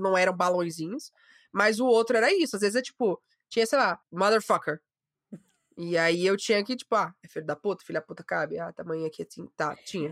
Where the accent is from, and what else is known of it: Maranhão, Brazil